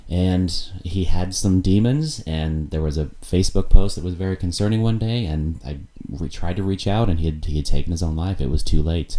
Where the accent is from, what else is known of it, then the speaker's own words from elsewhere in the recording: Indianapolis, Indiana, United States; moved away as an adult; also born or lived in Chattanooga, Tennessee / Gainesville, Florida; now in Milwaukee, United States; Indianapolis, Indiana, where I'm from. Mm-hmm. Indiana's my home state.